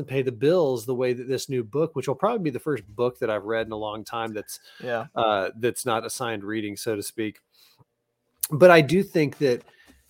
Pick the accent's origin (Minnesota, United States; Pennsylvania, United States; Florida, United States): Florida, United States; Tallahassee; I grew up in Tallahassee